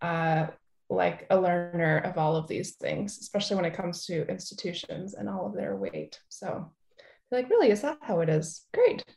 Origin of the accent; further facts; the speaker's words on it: California, United States; also born or lived in East Coast; now in St. Paul, United States; I grew up in California and I lived for a while on the East Coast.